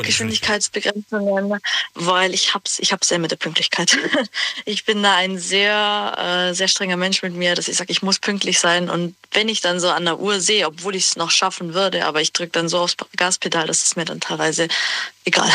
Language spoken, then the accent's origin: German; Günzburg, Bavaria, Germany; ich komme aus Günzburg.